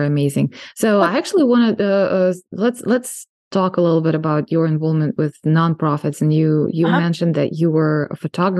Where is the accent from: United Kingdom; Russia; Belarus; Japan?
Russia; English is a second language; I'm told I have an accent, but I'm from Russia.